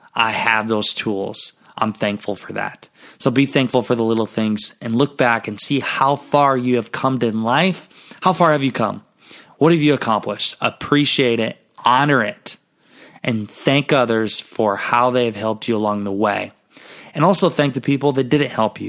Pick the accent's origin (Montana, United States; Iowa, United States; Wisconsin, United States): Iowa, United States; Garnavillo; my hometown, Garnerville, Iowa